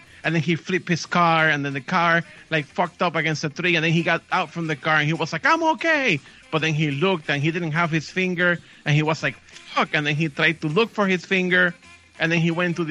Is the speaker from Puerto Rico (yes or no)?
yes; Puerto Rico; I'm from Puerto Rico.